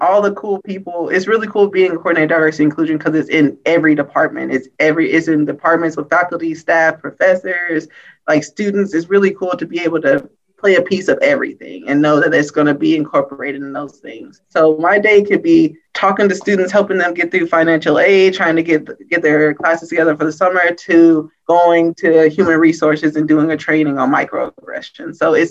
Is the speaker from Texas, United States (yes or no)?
no; St. Louis, Missouri, United States; I'm from St. Louis.